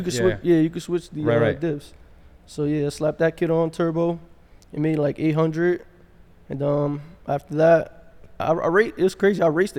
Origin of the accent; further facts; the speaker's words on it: Newark, New Jersey, United States; Newark, New Jersey.